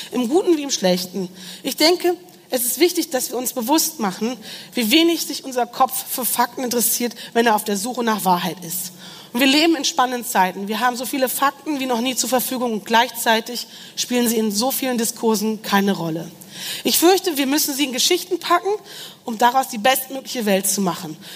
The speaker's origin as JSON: {"language": "German", "region": "Rhineland", "country": "Germany", "said": "ich komme aus dem Rheinland und habe lange in Köln gelebt."}